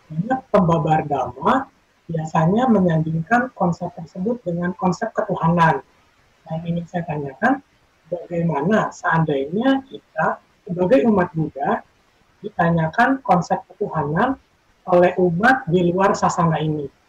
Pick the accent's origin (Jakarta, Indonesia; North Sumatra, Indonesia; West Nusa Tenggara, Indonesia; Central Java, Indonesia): Jakarta, Indonesia; saya dari Jakarta.